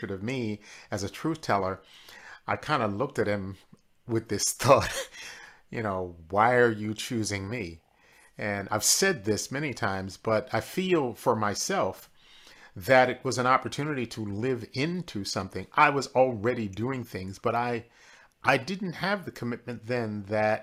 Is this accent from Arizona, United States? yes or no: no; Philadelphia, Pennsylvania, United States; I grew up in Philadelphia, Pennsylvania